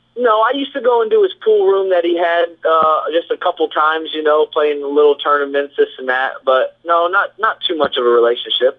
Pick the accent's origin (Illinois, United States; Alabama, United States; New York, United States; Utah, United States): Illinois, United States; moved away; I'm originally from Illinois